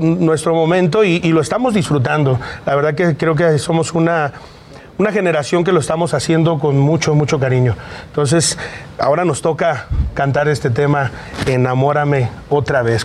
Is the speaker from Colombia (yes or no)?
no; Mexico